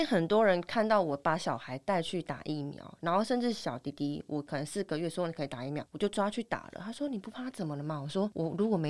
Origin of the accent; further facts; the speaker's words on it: Taiwan; 反正医疗资源这么丰富，我们就相信我们台湾人的医疗